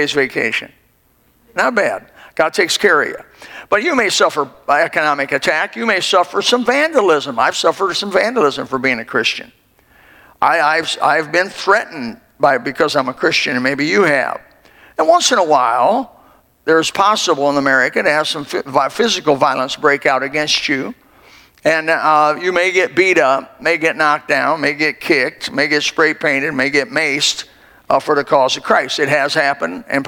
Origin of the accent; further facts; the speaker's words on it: Elkhart, Indiana, United States; moved away; also born or lived in Greenville, South Carolina; in Elkhart, Indiana, where I was born